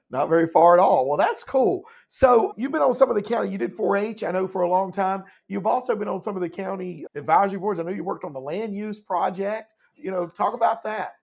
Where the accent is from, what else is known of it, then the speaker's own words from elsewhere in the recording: Laurinburg, North Carolina, United States; I'm from Laurinburg